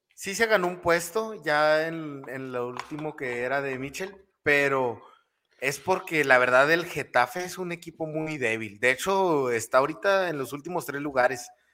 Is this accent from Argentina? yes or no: no; Mexico; estamos acostumbrados en México